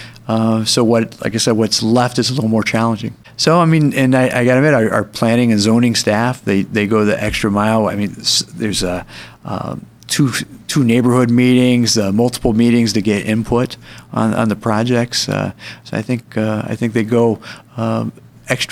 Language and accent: English; Fishers, Indiana, United States; moved away as an adult; now in Oro Valley, United States; I grew up in the Indianapolis area, a town called Fishers, Indiana